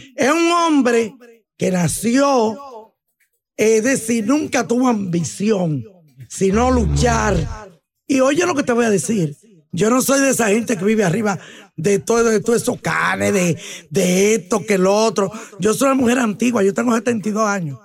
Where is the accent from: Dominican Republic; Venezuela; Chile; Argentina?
Dominican Republic; yo soy dominicana